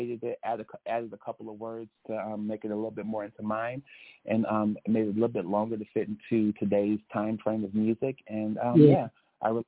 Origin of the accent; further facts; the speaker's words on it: Chicago, Illinois, United States; now in Los Angeles, United States; I am a Chicago, Illinois ex-resident, but I have transplanted here to L.A.